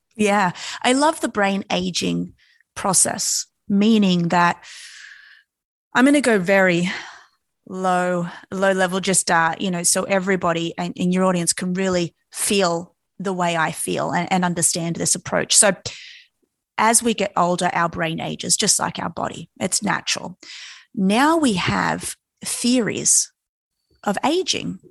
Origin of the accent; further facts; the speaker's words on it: Australia; born and raised in Australia, and if you know anything about us Aussies, we've always grown up around the ocean